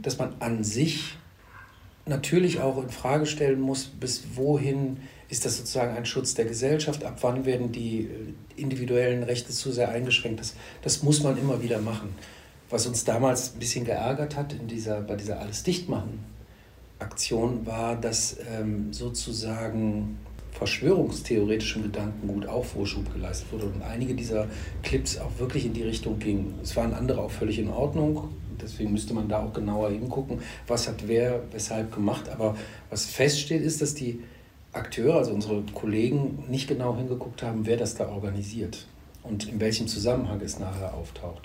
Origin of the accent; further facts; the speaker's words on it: Neuss, North Rhine-Westphalia, Germany; also born or lived in Düsseldorf; bin ich tatsächlich gebürtiger Düsseldorfer, wurde dann aber von meinen Eltern verschleppt in, an den linken Niederrhein nach Neuss